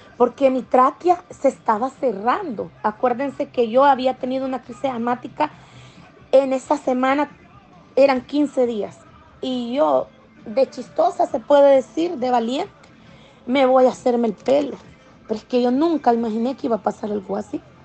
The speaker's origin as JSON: {"language": "Spanish", "country": "El Salvador", "moved": "yes", "lives_now": "Maryland, United States", "said": "pude regresar a visitar a mi gente en mi país, El Salvador, como les decía, yo soy salvadoreña"}